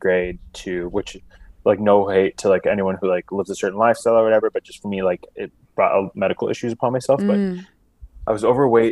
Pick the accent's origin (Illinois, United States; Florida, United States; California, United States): Illinois, United States; Chicago; From the suburbs of Chicago